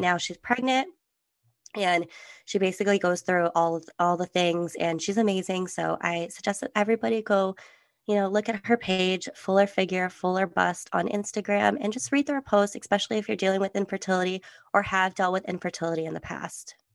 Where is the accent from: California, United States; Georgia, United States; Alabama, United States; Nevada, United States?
California, United States; also born or lived in Germany; I'm from California